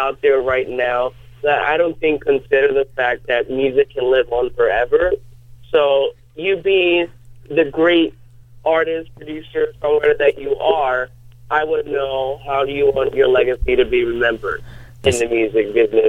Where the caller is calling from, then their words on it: New York, United States; I'm calling from New York, New York.